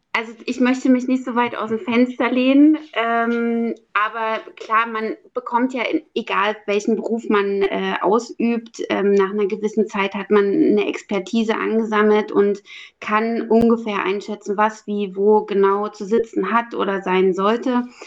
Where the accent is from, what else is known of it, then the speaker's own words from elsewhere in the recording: Halle, Saxony-Anhalt, Germany; moved away as an adult; also born or lived in Berlin; in meiner Heimatstadt in Halle-Saale